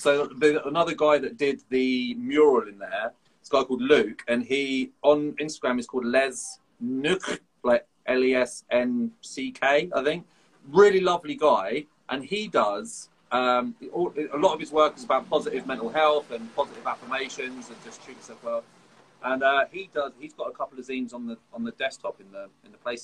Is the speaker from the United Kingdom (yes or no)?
yes; Folkestone, South East England, United Kingdom; moved away; I grew up in Folkestone